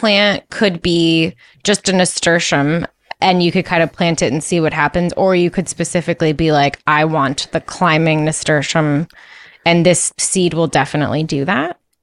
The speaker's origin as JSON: {"language": "English", "region": "East Coast", "country": "United States", "said": "I'm from the East Coast"}